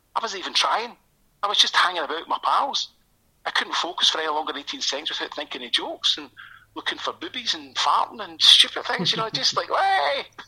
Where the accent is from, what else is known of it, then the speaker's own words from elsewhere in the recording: Airdrie, Scotland, United Kingdom; now in Coatbridge, United Kingdom; so I grew up in Airdrie, uh, North Lanarkshire, I'm from